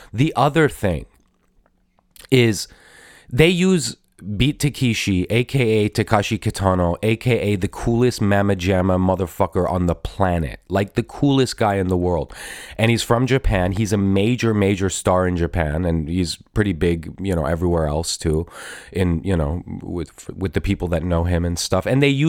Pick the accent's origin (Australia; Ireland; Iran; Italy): Iran; now in United States; but I'm originally from Iran. My parents are immigrants from Iran, and Iran is actually in Asia. So that makes me Asian American.